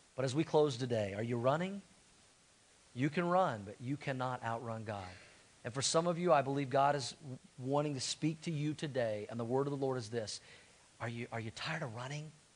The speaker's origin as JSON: {"language": "English", "town": "Tulsa", "region": "Oklahoma", "country": "United States", "tie": "born or raised there", "said": "I grew up in Tulsa"}